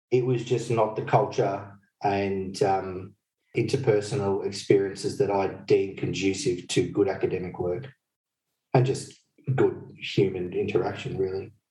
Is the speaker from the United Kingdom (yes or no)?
no; Fiji; So when I grew up in Fiji in my uh, in my youth